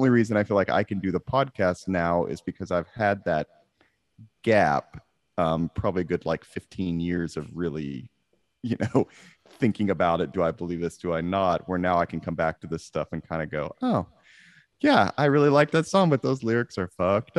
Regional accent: Amarillo, Texas, United States; I'm from Amarillo, Texas.

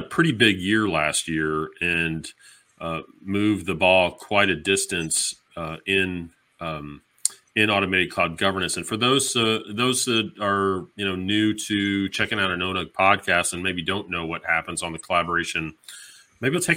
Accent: Dallas, Texas, United States; It's going to be in my hometown

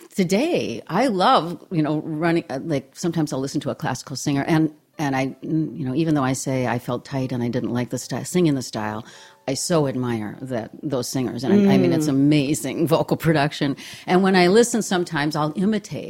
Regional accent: Hibbing, Minnesota, United States; also born or lived in Duluth, Minnesota; now in Minneapolis, United States; I was born in Hibbing. Then my family moved to Duluth when I was 10. Then they moved to Minneapolis when I was 16.

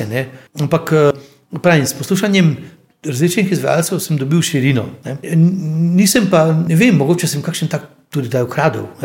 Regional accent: Slovenia; Slovenci smo imeli z Mačari skupnega kralja Matjaža.

